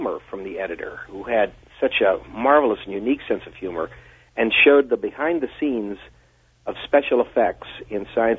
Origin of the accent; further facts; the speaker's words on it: Washington, D.C. area, United States; because I grew up near Washington, D.C.